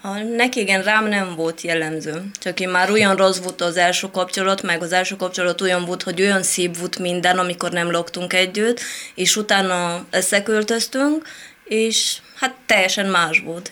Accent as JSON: {"language": "Hungarian", "region": "Moldavia", "country": "Romania", "also_born_or_lived": "Italy", "second_language": "Hungarian", "moved": "as an adult", "lives_now": "Hungary", "said": "Én Romániából a moldovai rész"}